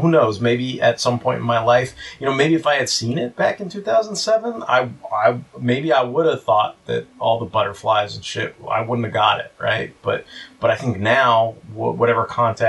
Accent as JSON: {"language": "English", "country": "United States", "said": "I'm an American"}